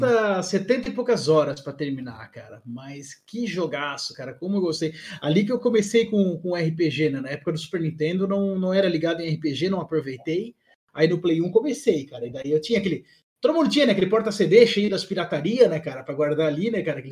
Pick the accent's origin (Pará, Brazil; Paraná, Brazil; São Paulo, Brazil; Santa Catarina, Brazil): Santa Catarina, Brazil; Blumenau; eu sou aqui de Blumenau, né, Santa Catarina